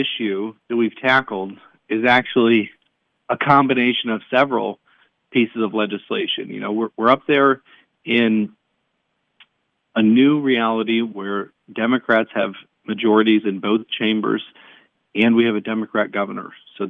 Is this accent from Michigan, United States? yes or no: yes; Michigan, United States; I grew up in Branch County, and I live now in Hillsdale County. So I grew up there on a farm.